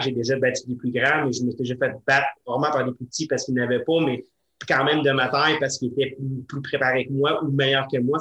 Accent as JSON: {"language": "French", "town": "Sainte-Catherine", "region": "Quebec", "country": "Canada", "tie": "born or raised there", "said": "dans mon patelin natal à Sainte-Catherine"}